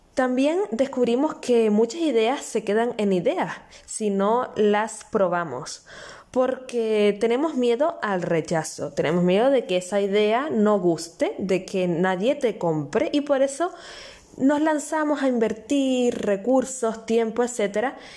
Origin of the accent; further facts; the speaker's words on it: Canary Islands, Spain; nacida en Canarias